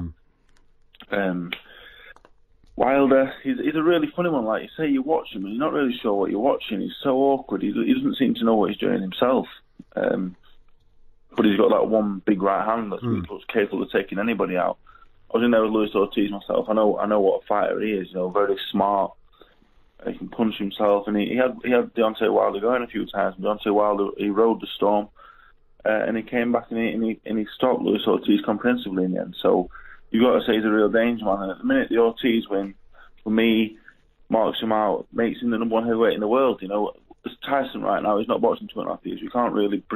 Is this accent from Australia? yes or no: no; Doncaster, Yorkshire and the Humber, United Kingdom; from Doncaster